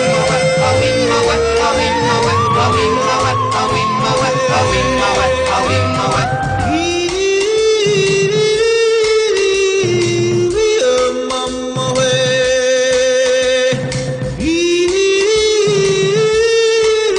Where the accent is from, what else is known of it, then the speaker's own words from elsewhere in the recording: Cleveland, Ohio, United States; I'm from Cleveland